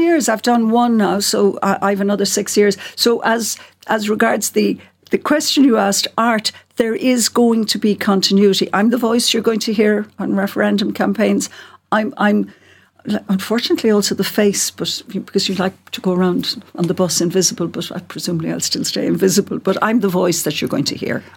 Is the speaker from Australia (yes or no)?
no; Cork, Munster, Ireland; I'm from Cork, as you can hear